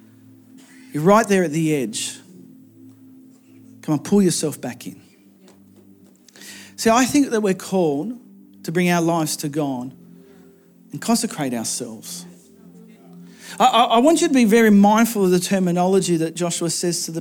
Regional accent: Australia; moved away as an adult; my hometown. I did a flying trip, thankful for Optus, that took me over to the other side of Australia

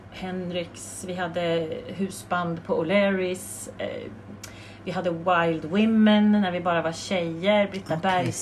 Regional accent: Hudiksvall, Gävleborg County, Sweden; accent: Hälsingemål; Eller dal... Hälsingemål!

